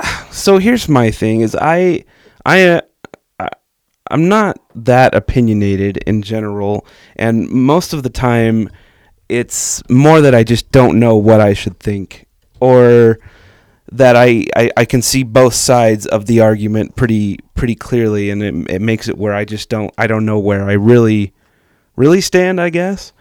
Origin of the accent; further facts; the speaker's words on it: Texas, United States; I grew up in Texas